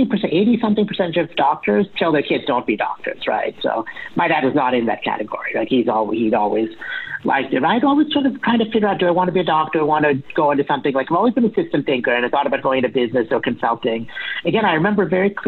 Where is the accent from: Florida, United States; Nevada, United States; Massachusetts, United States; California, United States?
Massachusetts, United States; Boston; I'm from Boston, it's where we're living